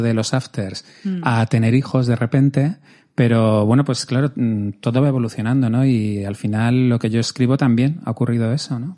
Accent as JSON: {"language": "Spanish", "town": "Madrid", "region": "Community of Madrid", "country": "Spain", "said": "yo que soy madrileño"}